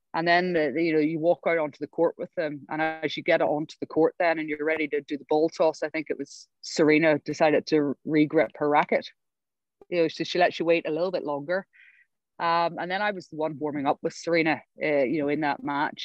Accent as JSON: {"language": "English", "region": "Northern Ireland", "country": "United Kingdom", "also_born_or_lived": "England", "moved": "as an adult", "said": "I come from Northern Ireland"}